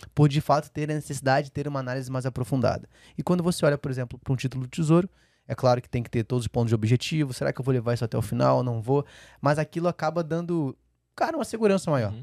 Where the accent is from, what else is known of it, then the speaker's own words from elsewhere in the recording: Rio de Janeiro, Brazil; moved away; eu sou carioca, né? Então a energia da minha casa era pela Light, né? quando eu uhum. morava no Rio